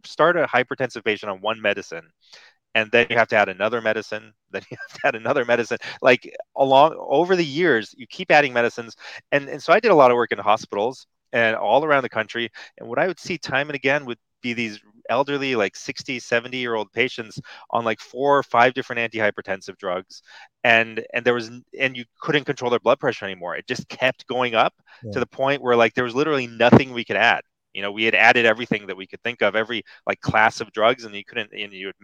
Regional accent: United States; when I was growing up in America

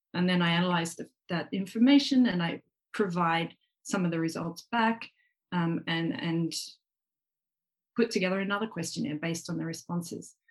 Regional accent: Australia; now in Japan; I'm Australian

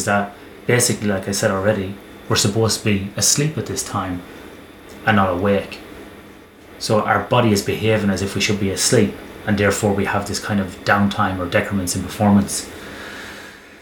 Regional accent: Ireland; growing up in Ireland

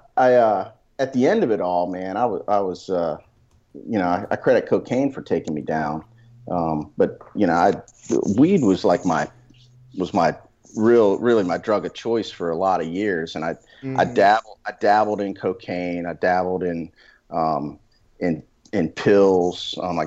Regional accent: Maryland, United States; I grew up in Maryland.

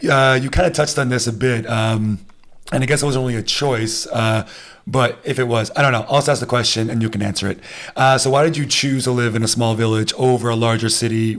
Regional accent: United States; now in Germany; we're from the states

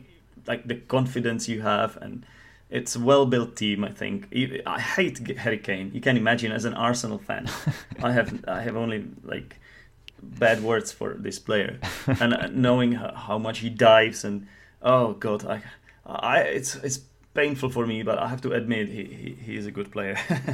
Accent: Czechia; English is a second language; and I am from the Czech Republic

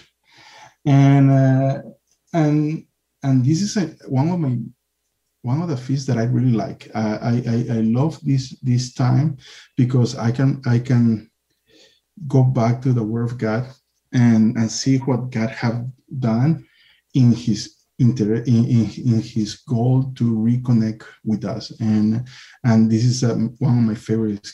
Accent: Peru; I come from Peru. In Peru, we have the amen, hallelujah, after a prayer

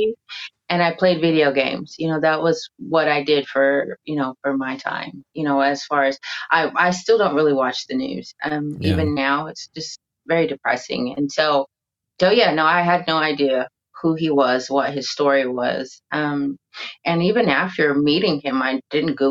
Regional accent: California, United States; now in Spain; I am from California

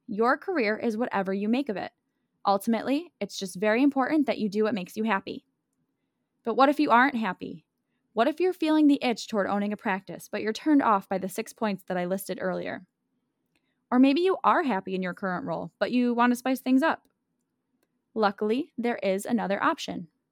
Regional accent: Buffalo, New York, United States; my hometown of Buffalo, New York

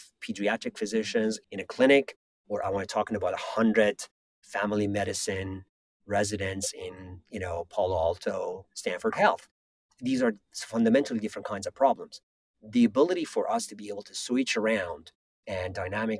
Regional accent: Iran; moved away; I grew up in Iran, and I was there for the 8 years of Iran-Iraq war.

